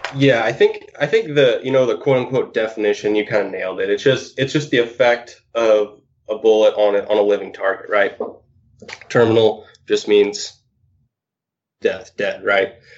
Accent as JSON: {"language": "English", "town": "Lewiston", "region": "Idaho", "country": "United States", "tie": "born or raised there", "said": "I'm actually originally from Idaho. Uh, was born and raised in Lewiston, Idaho"}